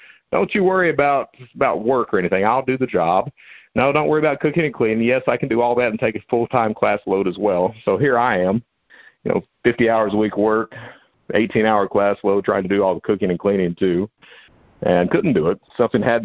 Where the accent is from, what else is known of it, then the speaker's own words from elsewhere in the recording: Hazard, Kentucky, United States; also born or lived in Panama City, Florida; we moved from Panama City, Florida, back to Hazard, Kentucky. That's where I'm from